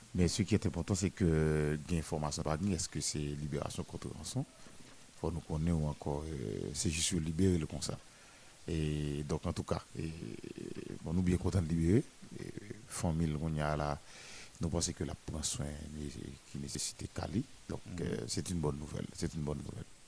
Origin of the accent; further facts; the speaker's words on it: Bombardopolis, Nord-Ouest, Haiti; ma ville natale, Bombarde de police la cité hospitalière